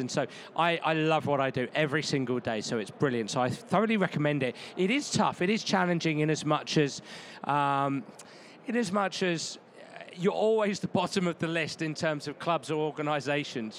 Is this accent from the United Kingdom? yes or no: yes; England, United Kingdom; moved away; I'm English and we have different rules over there